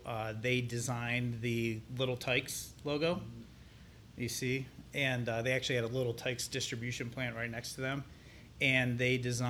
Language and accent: English; Salem, Ohio, United States; now in Columbus, United States; I grew up in a small town in Northeast Ohio called Salem. It is just south of Youngstown